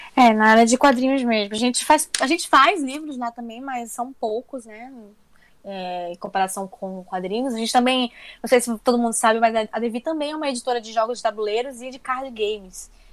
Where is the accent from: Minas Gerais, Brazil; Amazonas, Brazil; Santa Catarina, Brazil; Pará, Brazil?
Amazonas, Brazil; now in São Paulo, Brazil; como eu sou uma mulher do norte, né? Eu sou amazonense e eu estou aqui no meio da produção de quadrinhos que fica em São Paulo